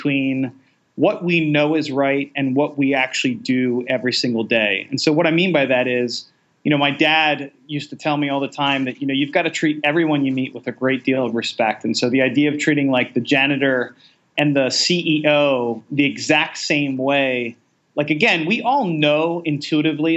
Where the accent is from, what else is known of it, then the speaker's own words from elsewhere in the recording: Baltimore, Maryland, United States; I'm a city boy. I grew up in Baltimore most of my life.